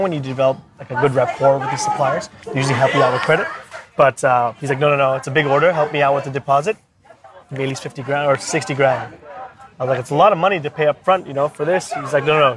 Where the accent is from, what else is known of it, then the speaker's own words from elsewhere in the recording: Bangkok, Thailand; moved away as an adult; also born or lived in Australia / India; now in China; I'm born and raised in Bangkok. Parents are from India